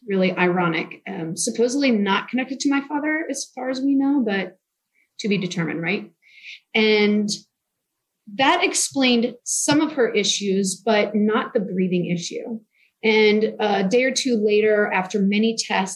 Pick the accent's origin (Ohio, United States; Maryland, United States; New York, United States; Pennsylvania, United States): Pennsylvania, United States; Newtown Square; now in Texas, United States; I grew up outside of Philadelphia, like I said, kind of near Villanova University in Newtown Square, Pennsylvania.